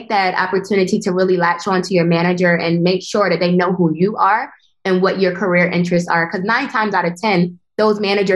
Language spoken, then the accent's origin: English; Philadelphia, Pennsylvania, United States; moved away as an adult; also born or lived in Italy / Boston / New York; now in Switzerland; I'm originally from Philadelphia.